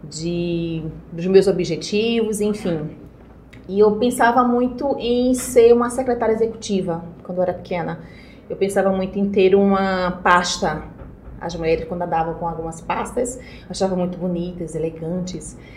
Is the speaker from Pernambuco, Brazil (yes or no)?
yes; Recife, Pernambuco, Brazil; pernambucana. Aqui, sou, sim.